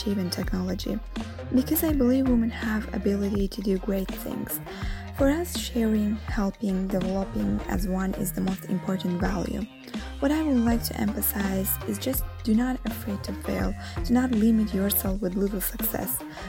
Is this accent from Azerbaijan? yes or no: yes; Azerbaijan; now in Rome, Italy; a data scientist in Italy. Although I'm living in Rome, originally I am from Azerbaijan.